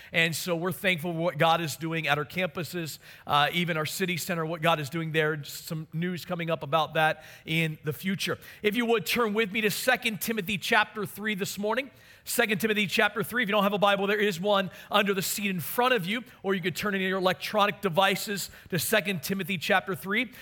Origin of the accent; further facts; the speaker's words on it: Maryland, United States; moved away; my hometown of Maryland